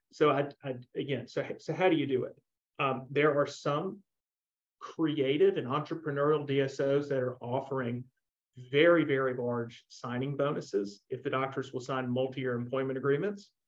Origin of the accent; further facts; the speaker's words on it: Montgomery, Alabama, United States; go work for my dentist uh, that I grew up with in Montgomery, Alabama, or go do my own thing.